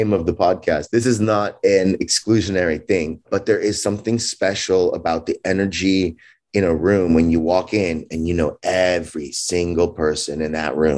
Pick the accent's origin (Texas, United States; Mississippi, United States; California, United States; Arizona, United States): California, United States; Los Angeles; I grew up in Los Angeles, California. I was born there, grew up there.